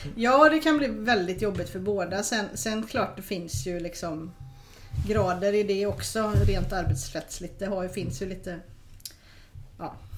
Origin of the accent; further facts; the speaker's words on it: Sweden; vi är svenskar